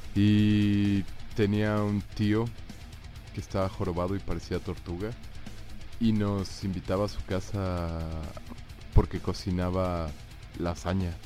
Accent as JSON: {"language": "Spanish", "town": "Cancún", "region": "Quintana Roo", "country": "Mexico", "tie": "born or raised there", "moved": "yes", "said": "la vida en Cancún, de cuando estaba joven"}